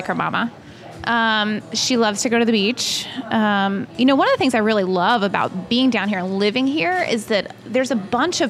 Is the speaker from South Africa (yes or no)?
no; North Carolina, United States; moved away as an adult; also born or lived in Atlanta, Georgia; I grew up in North Carolina and have been in Atlanta for the past 13 years.